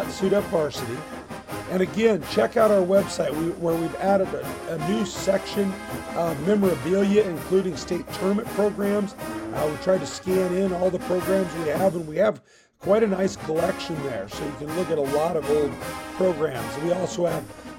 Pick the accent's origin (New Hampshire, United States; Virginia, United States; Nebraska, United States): Nebraska, United States; Hastings; the ice cream shop I grew up next to in Hastings